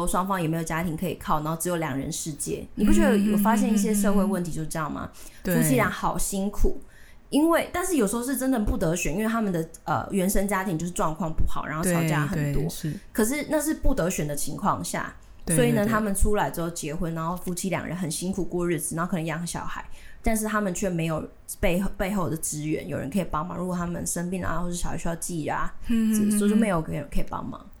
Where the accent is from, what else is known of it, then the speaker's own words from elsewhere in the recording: Tainan, Taiwan; 我离我我我生在台南，住在台南，但是我。几年五年前，我就是一些原因，然后我讨论跟家里讨论，我决定自己搬出来住